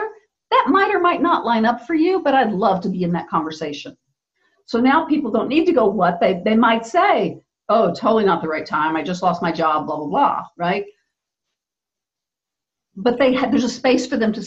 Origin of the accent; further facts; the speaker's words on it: Texas, United States; I grew up in Texas in the US in a time period when girls really had to be the nice girl